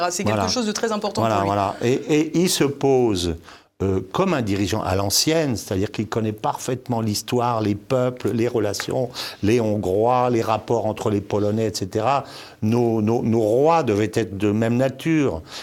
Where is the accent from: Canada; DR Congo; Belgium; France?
DR Congo; born there; also born or lived in Senegal / Morocco; moi qui connais très bien l'Afrique, je suis né au Congo, j'ai vécu au Sénégal, au Maroc